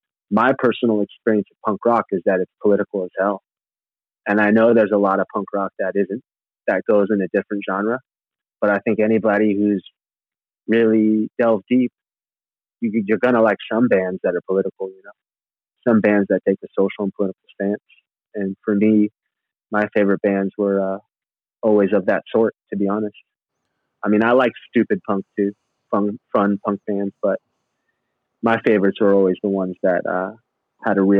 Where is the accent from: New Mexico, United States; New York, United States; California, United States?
California, United States; Santa Rosa; I grew up in Northern California town called Santa Rosa